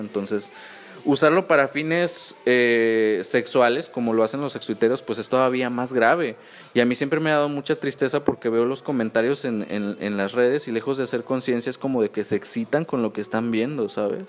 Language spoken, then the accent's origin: Spanish; Mexico; uno como mexicano sí tiene